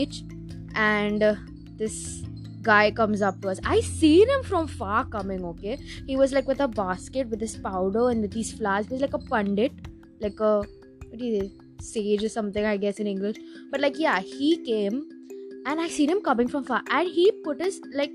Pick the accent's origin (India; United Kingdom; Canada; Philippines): India; I'm Indian